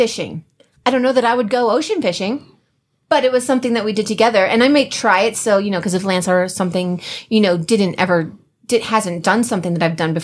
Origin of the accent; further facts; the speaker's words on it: New Jersey, United States; we're from Jersey.